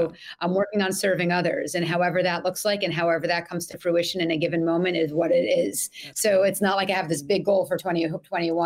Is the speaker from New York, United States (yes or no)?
yes; New York City, New York, United States; I grew up in Manhattan, and now I live in a suburb outside of the city.